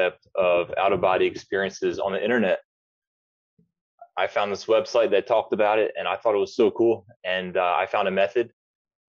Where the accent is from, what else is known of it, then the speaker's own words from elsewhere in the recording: Atlantic City, New Jersey, United States; moved away as an adult; now in Brazil; I'm from Atlantic City, New Jersey. I live in Brazil now. I've been living here for about 9 years.